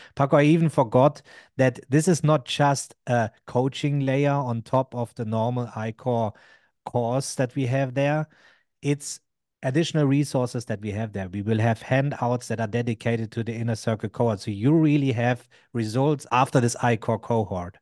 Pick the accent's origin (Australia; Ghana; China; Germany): Germany; I'm from Germany